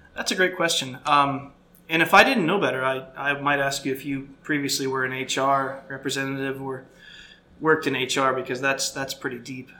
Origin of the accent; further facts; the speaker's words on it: Florida, United States; I grew up in Florida